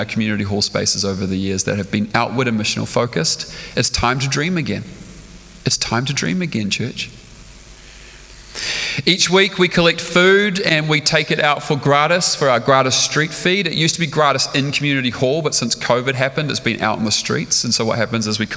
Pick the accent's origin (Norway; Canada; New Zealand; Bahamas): New Zealand; Stratford, Taranaki; now in Auckland, New Zealand; I spent my life growing up in Stratford